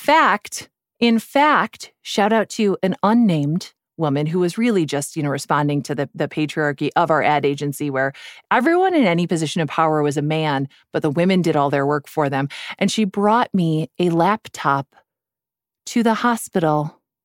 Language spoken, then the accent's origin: English; Midwest, United States; I'm from the Midwest